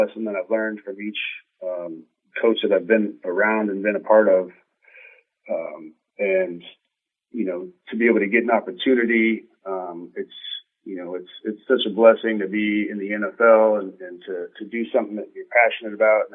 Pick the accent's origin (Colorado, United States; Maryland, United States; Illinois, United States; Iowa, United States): Colorado, United States; moved away; from the state back to my hometown, coaching a team that I grew up watching.